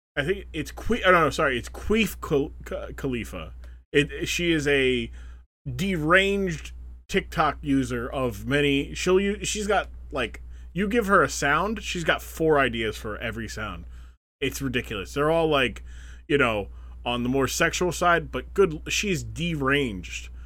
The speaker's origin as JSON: {"language": "English", "country": "United States", "said": "we are American"}